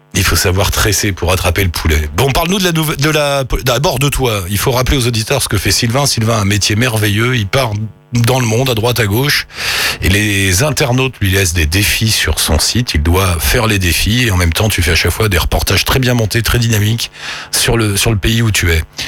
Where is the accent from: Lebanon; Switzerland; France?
France; moved away as an adult; now in Australia; je ne suis pas française de passage en Australie, mais je suis installée en Australie